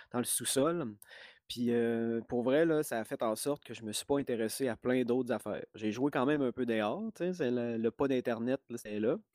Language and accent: French; Lac-Bouchette, Quebec, Canada; mais je viens du lac Saint-Jean et d'un minuscule village qu'on appelle le, lac Bouchette. Puis là-bas, il n'y avait pas de club vidéo. Il était assez loin. La ville la plus proche, c'était Robertval.